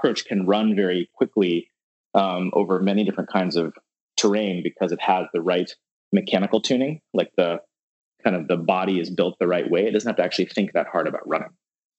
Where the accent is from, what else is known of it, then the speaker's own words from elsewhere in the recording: Atlanta, Georgia, United States; also born or lived in Baton Rouge, Louisiana / Dallas, Texas; But I was born in Atlanta and then I lived in Baton Rouge, Louisiana, and then Dallas, Texas before I moved to the Bay Area for school.